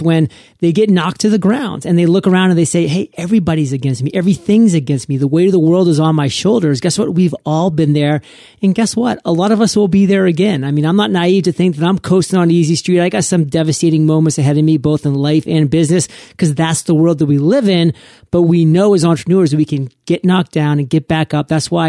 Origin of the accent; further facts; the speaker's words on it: Maine, United States; I'm a Maine boy, born and raised in New England, so die hard, have always been a New England Patriots fan.